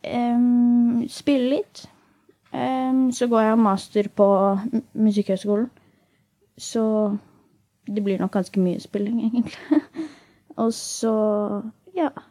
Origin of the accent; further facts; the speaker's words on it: Asker, Akershus, Norway; pleier jeg å chille hjemme i Asker